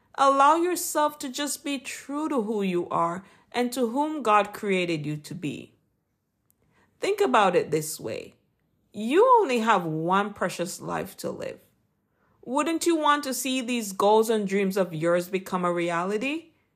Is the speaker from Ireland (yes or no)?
no; Jamaica; accent: Jamaican; my Jamaican accent